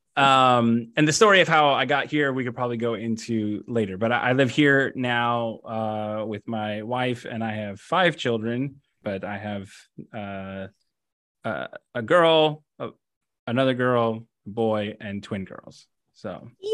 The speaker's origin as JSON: {"language": "English", "town": "West Covina", "region": "California", "country": "United States", "tie": "born or raised there", "said": "I grew up in, uh, in West Covina, uh, California"}